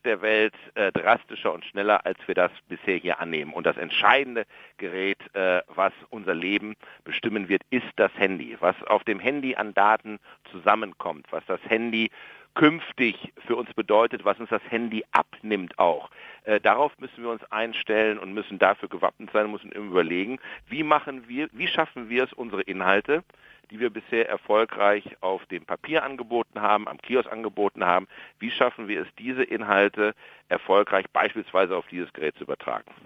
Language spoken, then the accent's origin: German; Germany; Ich bin Jahrgang 64. Äh, ich bin sozusagen der meiste Deutsche